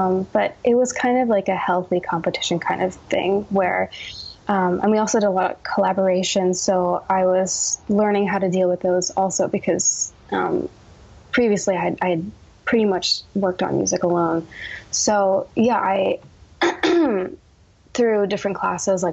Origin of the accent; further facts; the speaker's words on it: New Jersey, United States; I was born in New Jersey